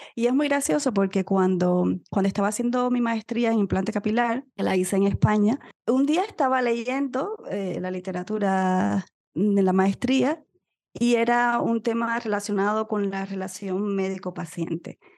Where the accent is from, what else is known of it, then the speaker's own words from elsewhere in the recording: Cuba; moved away; soy médico cubana viviendo en otro país